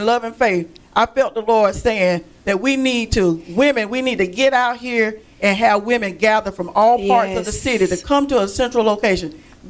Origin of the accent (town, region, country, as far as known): Quincy, Florida, United States; born or raised there